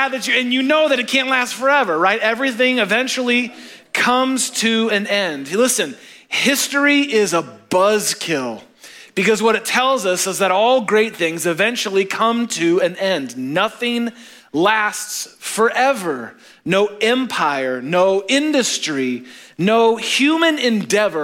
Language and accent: English; Chicago, Illinois, United States; we're from Chicago